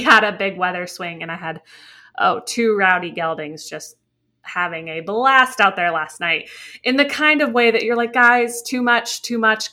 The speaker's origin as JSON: {"language": "English", "region": "New England", "country": "United States", "tie": "born or raised there", "said": "I grew up in New England"}